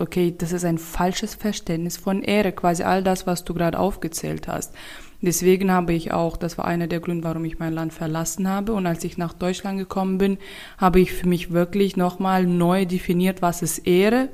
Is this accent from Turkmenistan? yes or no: yes; Turkmenistan; moved away as an adult; now in Germany; als ich noch in meiner Heimat war, in Turkmenistan war